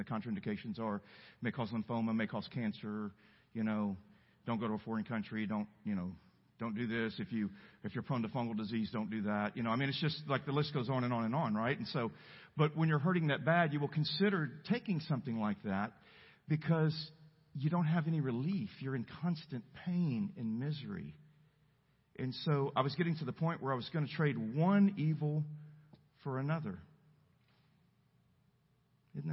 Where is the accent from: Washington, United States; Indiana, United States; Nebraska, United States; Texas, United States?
Texas, United States; El Campo; I'm from El Campo, Texas. We don't have mountains. We have rice canals, flat fields